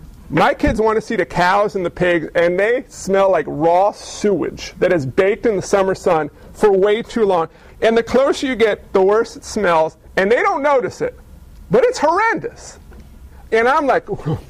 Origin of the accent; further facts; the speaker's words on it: New York, United States; I was physically born in Neuchâtel, New York.